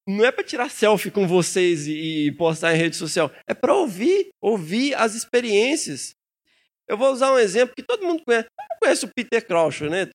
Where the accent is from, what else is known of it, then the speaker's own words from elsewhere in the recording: Minas Gerais, Brazil; lá em Minas a gente come o fim das palavras